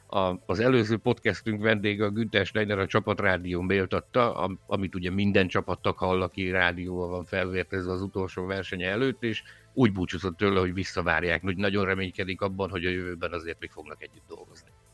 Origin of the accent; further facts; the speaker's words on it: Szabolcs-Szatmár-Bereg, Hungary; mind a kettő Szabolcsból származunk